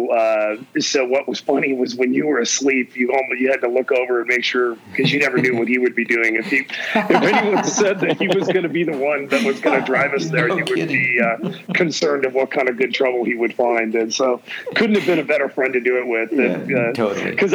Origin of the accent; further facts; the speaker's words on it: Orange County, California, United States; the guys that we grew up with around Orange County